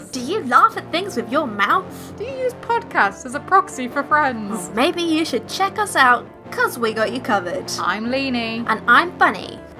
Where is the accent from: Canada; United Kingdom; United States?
United Kingdom; And by the way, we're British.